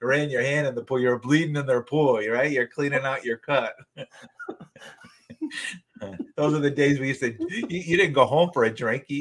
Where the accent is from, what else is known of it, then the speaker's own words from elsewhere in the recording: Wallingford, Connecticut, United States; where we live, you know, where we grew up in Wallingford